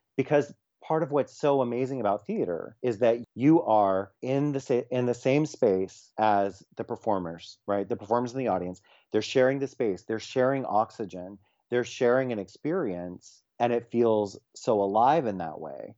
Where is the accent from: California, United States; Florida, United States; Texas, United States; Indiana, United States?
Florida, United States; also born or lived in New York City; now in West Coast, United States; a gay teenager growing up in Florida